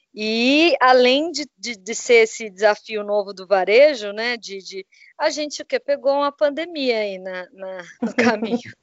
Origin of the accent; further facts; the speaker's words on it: Brazil; also born or lived in São José dos Campos, Brazil; nós que somos brasileiros